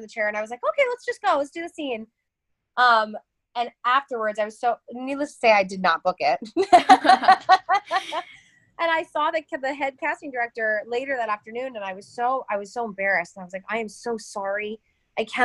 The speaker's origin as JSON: {"language": "English", "town": "Cincinnati", "region": "Ohio", "country": "United States", "tie": "born or raised there", "also_born_or_lived": "Cleveland, Ohio", "moved": "as an adult", "said": "I grew up about 4 hours away in Cincinnati, down a little farther south in Ohio."}